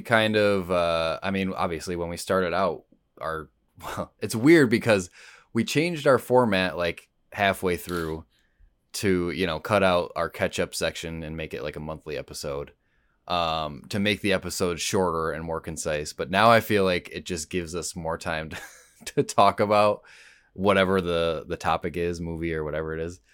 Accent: Rochester, New York, United States; I'm from Rochester originally

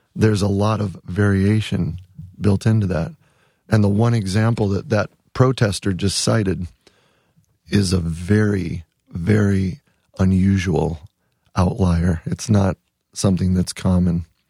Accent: Wisconsin, United States; also born or lived in San Fernando Valley, California; now in Ithaca, United States; I'm from Wisconsin. I mean, we have deep roots in Wisconsin. My dad still lives in the same house I grew

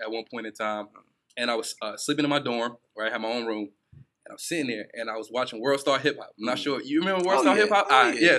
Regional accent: New York City, New York, United States; moved away; also born or lived in New Jersey; I was selling waters outside in New Jersey. So, I'm originally from Brooklyn, New York.

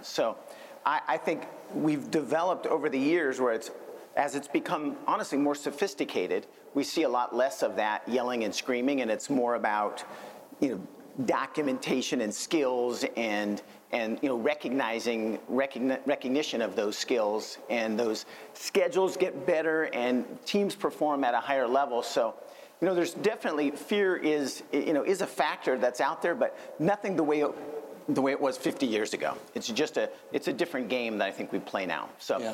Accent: Northern California, United States; I'm from Northern California

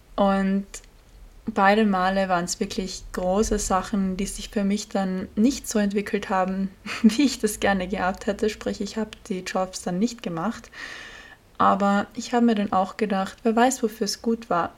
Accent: Austria; als Österreicherin

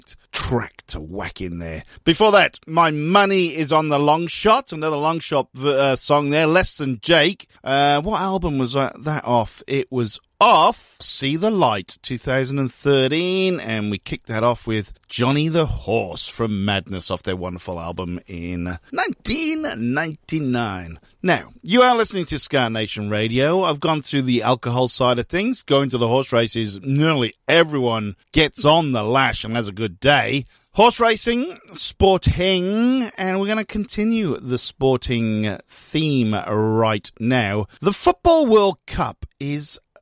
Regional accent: Welsh, Wales, United Kingdom; I am Welsh.

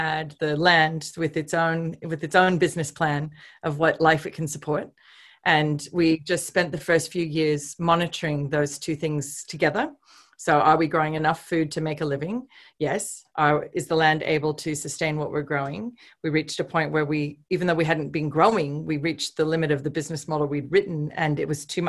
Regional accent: Oregon, United States; moved away as an adult; now in Australia; I was raised on a cattle ranch myself in Oregon

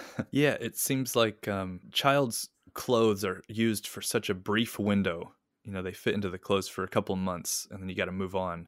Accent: Kentucky, United States; moved away as an adult; now in Ishikawa, Japan; at that time in the nineties in my hometown

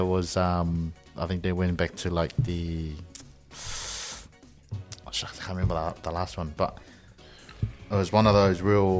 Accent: Samoa; moved away; Growing up in Samoa

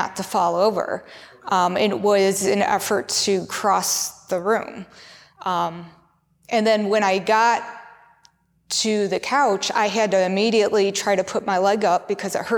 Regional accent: United States; I grew up in America

